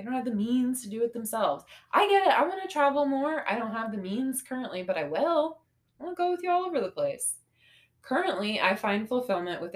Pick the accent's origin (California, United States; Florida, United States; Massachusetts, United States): Florida, United States; St. Augustine; moved away; back to my hometown to St. Augustine